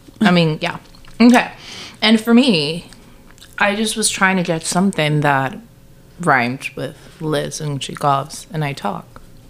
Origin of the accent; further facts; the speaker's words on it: South Texas, United States; we're from Texas. So very South Texas, where people are very passionate about the Cowboys.